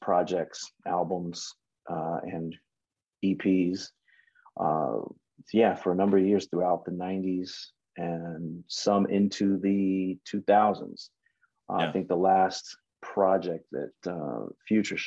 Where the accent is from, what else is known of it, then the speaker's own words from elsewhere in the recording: Michigan, United States; now in Southern California, United States; Not originally, but okay. here is home. I was born in Michigan